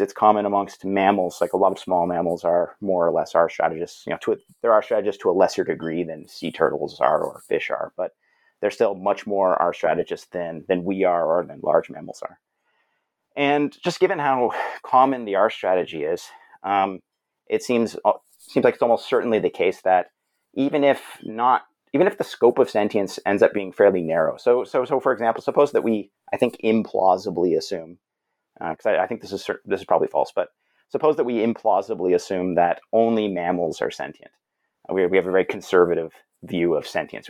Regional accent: Brampton, Ontario, Canada; I'm a Canadian fellow. Uh, grew up in Brampton, which is a suburban city not too far from Toronto.

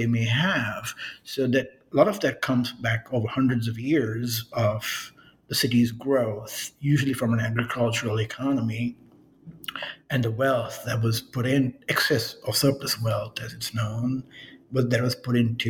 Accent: New York, United States; moved away; also born or lived in Miami; I grew up in New York

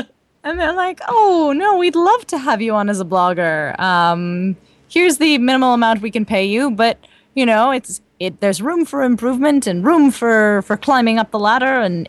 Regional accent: California, United States; I'm from the West Coast, actually, from Southern California.

